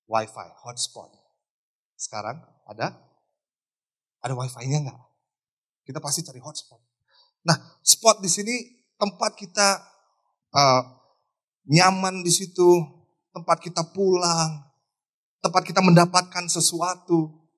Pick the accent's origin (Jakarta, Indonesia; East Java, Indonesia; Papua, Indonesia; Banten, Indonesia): Banten, Indonesia; Tangerang; born there; Tapi gue kelahiran Tangerang eh. Kita nggak bisa pilih negara tempat kita dilahirkan.